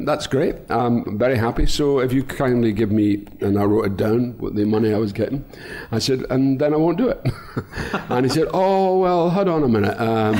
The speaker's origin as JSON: {"language": "English", "region": "Scotland", "country": "United Kingdom", "said": "I'm the only Scottish actor that's in both the movies. I don't know about English actors, but I'm a Scottish actor."}